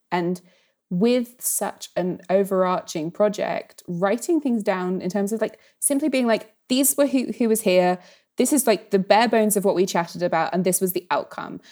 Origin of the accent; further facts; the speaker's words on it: United Kingdom; especially as a British person